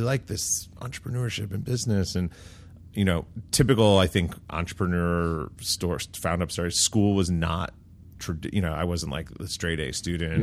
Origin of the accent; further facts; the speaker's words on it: New York, United States; So I grew up in New York, uh, just outside of the city